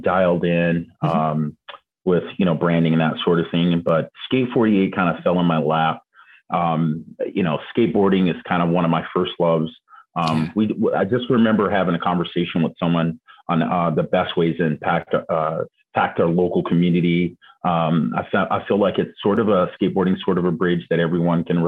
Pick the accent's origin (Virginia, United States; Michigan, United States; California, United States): California, United States; San Diego; also born or lived in Arizona; I grew up born in Arizona. So Arizona, come from this state and moved to San Diego at a very young age